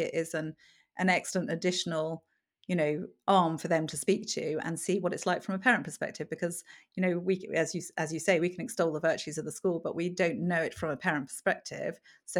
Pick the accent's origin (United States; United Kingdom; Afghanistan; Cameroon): Cameroon; also born or lived in Zambia; So I was brought up in, I was born in Zambia and then brought up in Cameroon.